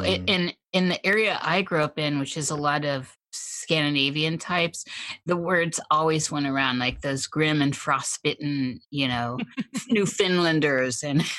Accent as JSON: {"language": "English", "region": "Midwest", "country": "United States", "tie": "born or raised there", "said": "As a Midwesterner"}